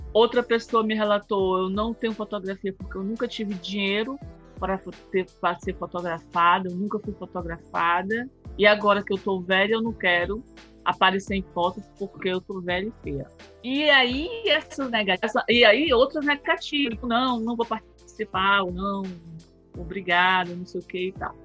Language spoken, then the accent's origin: Portuguese; Fortaleza, Ceará, Brazil; eu sou do Ceará, sou de Fortaleza